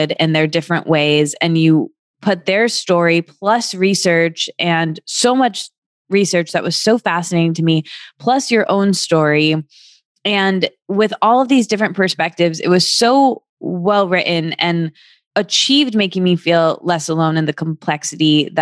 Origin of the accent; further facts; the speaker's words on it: Michigan, United States; moved away; I'm from Michigan, as you know, seeing people who I went to high school